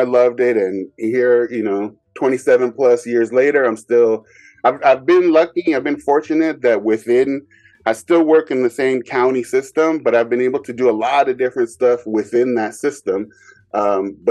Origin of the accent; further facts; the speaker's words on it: Bay Area, California, United States; growing up in the Bay Area